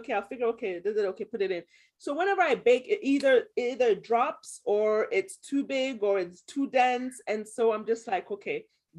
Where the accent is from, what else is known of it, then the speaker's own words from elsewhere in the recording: Ghana; being a Ghanaian, when we cook, it's like the ancestors talk to you and they tell you how much you should put into ingredients.